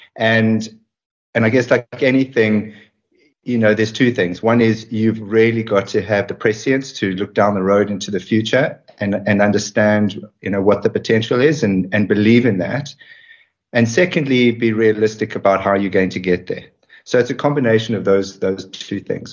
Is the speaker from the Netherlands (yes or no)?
no; South Africa; moved away as an adult; as a white person growing up in South Africa